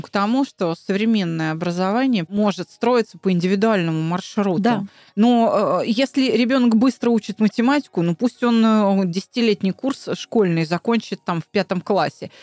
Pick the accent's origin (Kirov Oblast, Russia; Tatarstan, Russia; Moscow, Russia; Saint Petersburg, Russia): Moscow, Russia; я москвичка